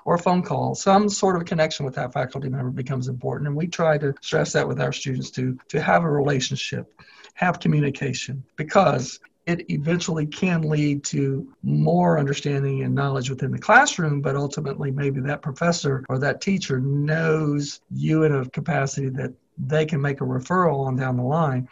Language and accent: English; Mansfield, Missouri, United States; moved away as an adult; now in Lawrence, United States; I'm from Mansfield. It's not a big place